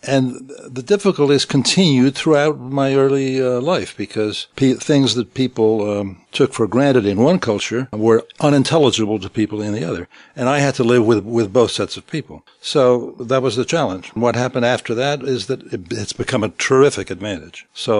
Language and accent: English; Syros, South Aegean, Greece; accent: Syros waterfront; first language Greek; English is a second language; also born or lived in London, United Kingdom; I was born in London, and I came to Greece when I was about 6 months old. And the first language I spoke was Greek. And I've spoken in Syros, of the island of Syros.